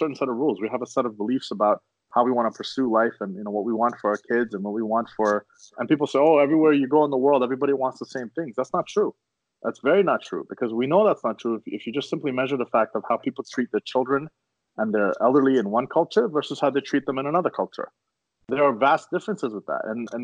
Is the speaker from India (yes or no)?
no; Canada; we're Canadian